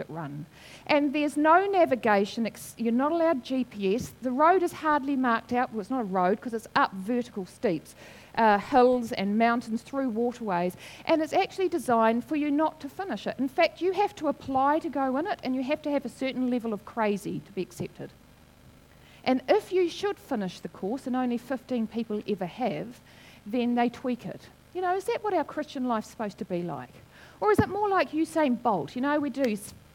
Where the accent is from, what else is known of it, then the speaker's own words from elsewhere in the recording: Wairarapa, Wellington, New Zealand; I grew up in the Wairarapa